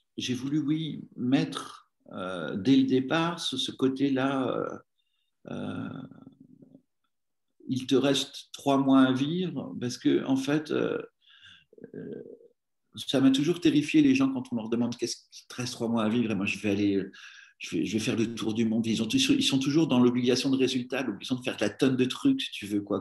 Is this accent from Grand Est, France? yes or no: no; Normandy, France; now in Paris, France; j'étais originaire de Normandie